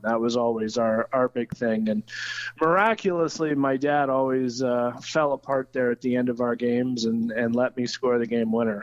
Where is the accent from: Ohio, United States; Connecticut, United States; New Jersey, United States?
Ohio, United States; Troy; also born or lived in London, Ontario, Canada; I'm from Troy. Uh, I was born here in Troy, um, raised mostly in Troy. I, I, split my childhood between two hometowns, uh, Troy, Ohio, and London, Ontario, Canada